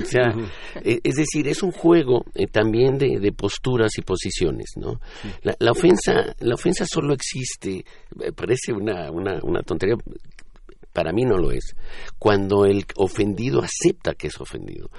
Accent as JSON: {"language": "Spanish", "country": "Mexico", "said": "solo somos mexicanos"}